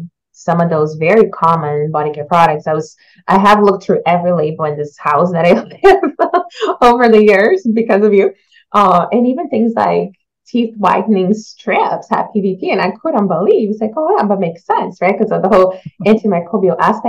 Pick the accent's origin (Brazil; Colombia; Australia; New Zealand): Brazil; now in Canada; As a child growing up in Brazil